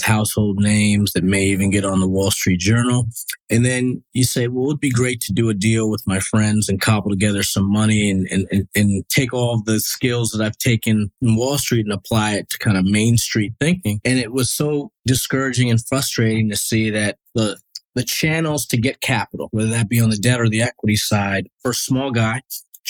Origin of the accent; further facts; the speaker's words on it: Westchester County, New York, United States; also born or lived in Bronx, New York; So originally from New York, I was born in the Bronx, grew up in a suburb called Westchester County